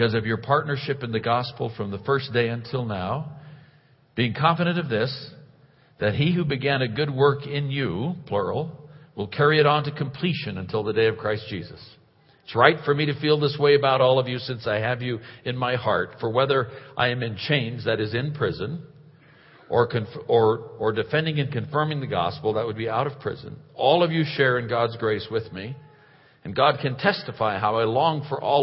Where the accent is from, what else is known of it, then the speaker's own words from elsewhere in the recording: Oakland, California, United States; moved away; also born or lived in India; I was raised in Oakland, California, brought up, if you will, in Oakland, California